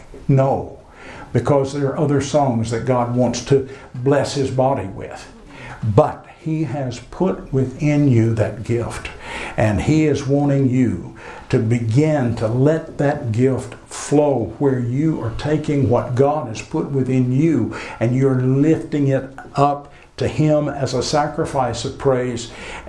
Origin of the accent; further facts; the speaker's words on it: United States; accent: American English; it's my American English ears rather than anybody's accent, because, I don't have an accent.